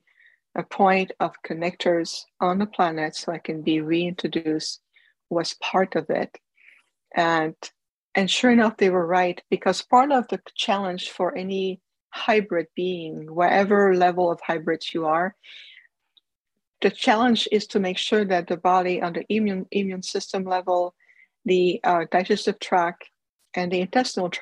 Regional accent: Canada; I was born in Canada

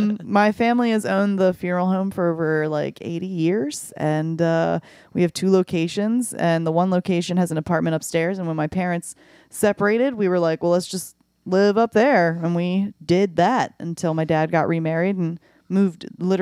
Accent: Arbutus, Maryland, United States; I'm originally from Baltimore. I live in Baltimore County.

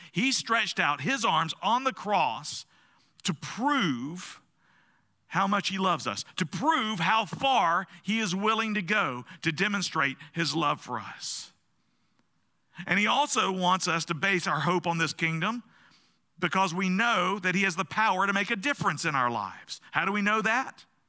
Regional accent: the South, United States; I grew up in the South, where you don't ask people uncomfortable questions at uncomfortable times

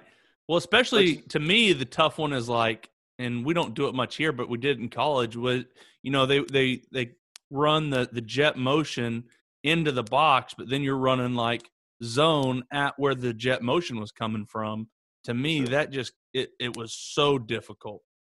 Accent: Oklahoma, United States; growing up here in Oklahoma

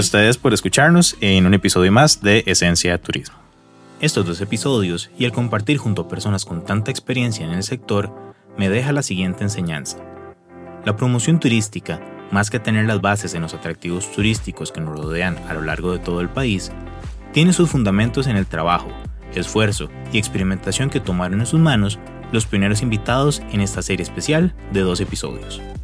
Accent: Costa Rica; somos reconocidos los costarricenses es por ser ese confianzudos también

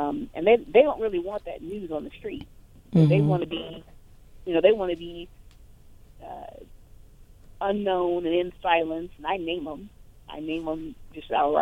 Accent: Indianapolis, Indiana, United States; I'm originally from Indianapolis

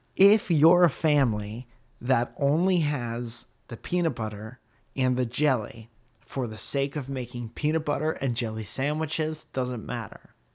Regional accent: Connecticut, United States; born or raised there

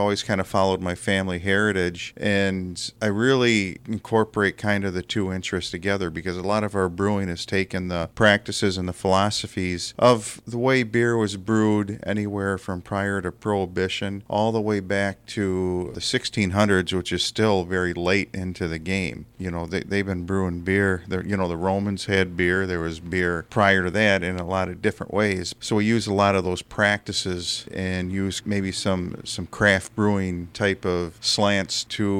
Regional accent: Wisconsin, United States; I grew up just outside of Beloit, about 10 minutes outside of Beloit in a small town. Around the mid-80s, I moved to Beloit

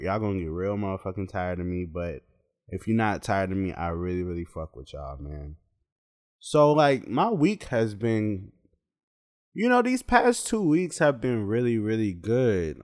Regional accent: Charlotte, North Carolina, United States; also born or lived in Pittsburgh, Pennsylvania; I'm from Pittsburgh, Pennsylvania, but I grew up in Charlotte, North Carolina.

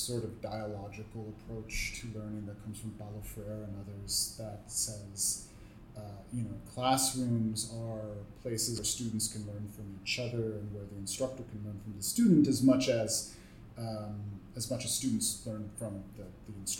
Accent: Milwaukee, Wisconsin, United States; also born or lived in California / South America; now in Toronto, Canada; I'm from Milwaukee, Wisconsin. I'm from the Rust Belt of the United States

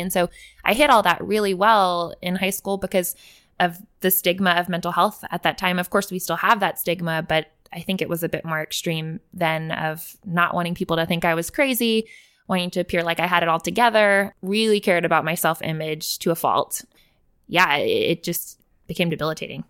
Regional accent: Willis, Texas, United States; I grew up in Willis, Texas, went to school in Willis

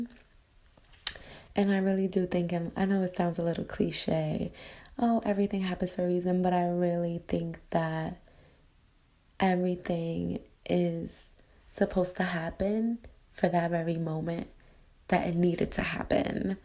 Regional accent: New York, United States; moved away as an adult; now in Los Angeles, United States; I am born and raised in New York, which I love, proud to be from there. But now I am currently living in Los Angeles, California

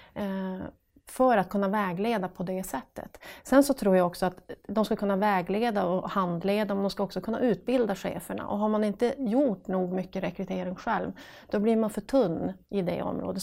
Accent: Piteå, Norrbotten County, Sweden; accent: northern; det hörs på dialekten att jag kommer från norr, från Piteå

